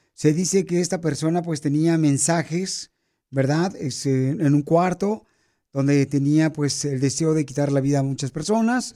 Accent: Ocotlán, Jalisco, Mexico; moved away; Yo soy de Ocotlán, Jalisco, la tierra más hermosa

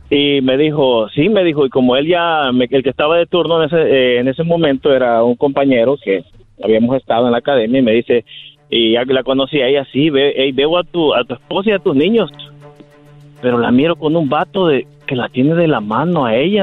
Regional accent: El Salvador; moved away; yo soy de El Salvador, eh, pues yo allá era investigador de la policía

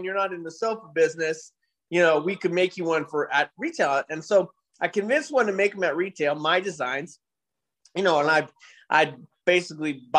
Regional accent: San Francisco, California, United States; I grew up in San Francisco in high school

